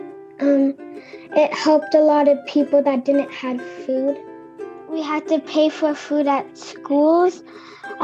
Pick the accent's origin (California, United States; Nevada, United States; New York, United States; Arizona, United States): California, United States; Vista; I'm 7 years old, and I'm from Vista, California.